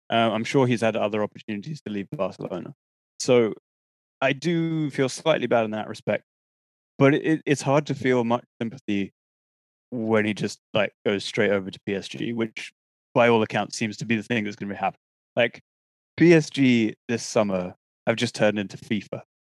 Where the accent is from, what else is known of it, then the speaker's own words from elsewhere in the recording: England, United Kingdom; to be English, very proud of my compatriots